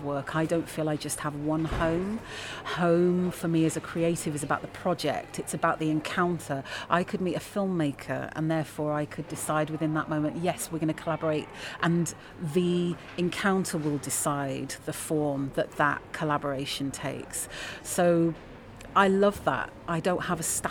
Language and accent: English; London, United Kingdom; moved away as an adult; also born or lived in New York; now in Leeds, United Kingdom; I'm a Londoner, and London is also my home